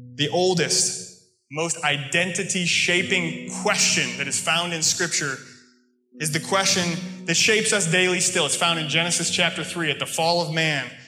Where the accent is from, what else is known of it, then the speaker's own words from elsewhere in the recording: United States; accent: American; moved away; also born or lived in England; my American accent, my normal speech